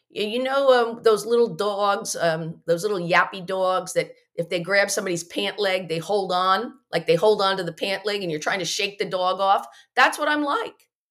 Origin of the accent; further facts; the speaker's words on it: Morristown, New Jersey, United States; I grew up in Morristown, New Jersey